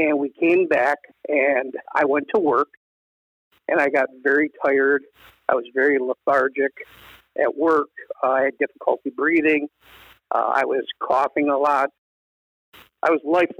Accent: Northeast Ohio, United States; came back to where I grew up in Northeast Ohio

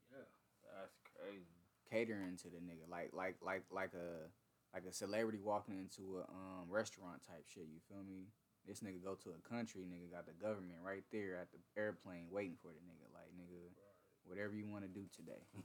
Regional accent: Southern California, United States; Being the young black nigga from s- South California

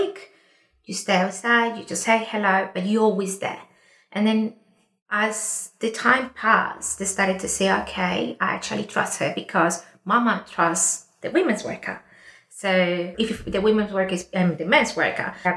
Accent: Colombia; now in Australia; I'm an Indigenous woman from Colombia

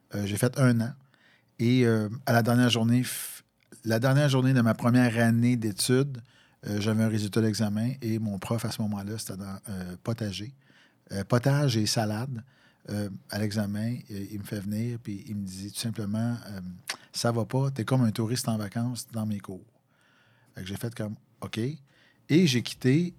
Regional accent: Valcourt, Quebec, Canada; moved away as an adult; also born or lived in Longueuil; tu as assez vivoté dans la région de Valcourt

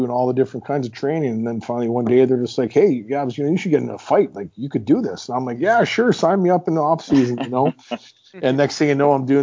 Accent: Meadow Lake, Saskatchewan, Canada; in my hometown, Meadow Lake

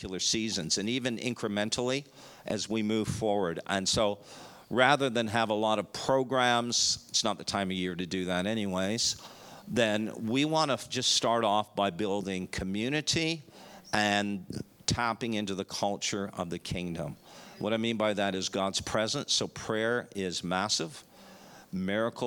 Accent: Canada; moved away as an adult; also born or lived in Dallas, Texas / Chicago / Florida; now in Melbourne, Australia; We're from Canada

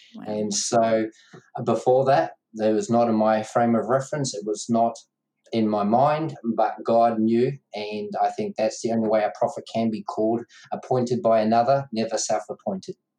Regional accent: New Zealand; Dad started pastoring mum and dad two months before I was born in New Zealand, so brought up in a uh, family where mum and dad pastored

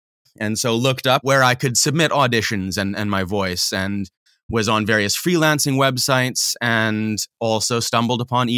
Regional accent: Manitoba, Canada; also born or lived in Saskatchewan / Alberta / British Columbia; No, so I grew up in Manitoba, Canada.

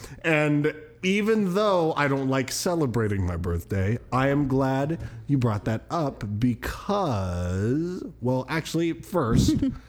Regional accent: Spokane, Washington, United States; born or raised there

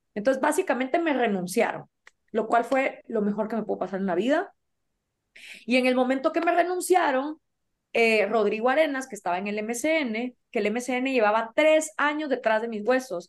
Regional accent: Guatemala

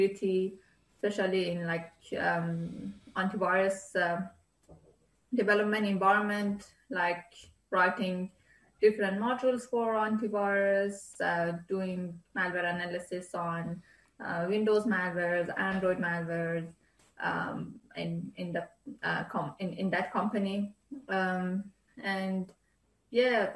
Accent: Iran; moved away; Iran, my home country

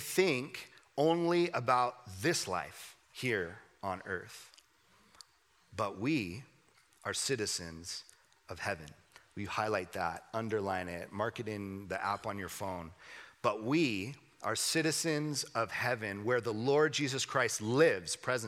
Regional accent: Southern California, United States; I grew up in Southern California

